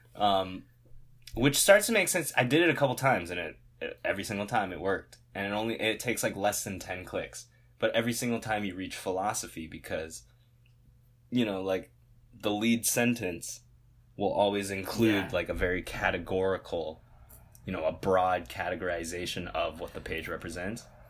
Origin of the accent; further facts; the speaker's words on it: United States; this identity of being American